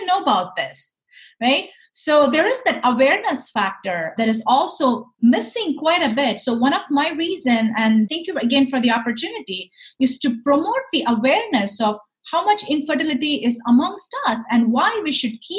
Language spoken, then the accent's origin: English; India; moved away; I grew up in India. Growing up in India, I was surrounded by people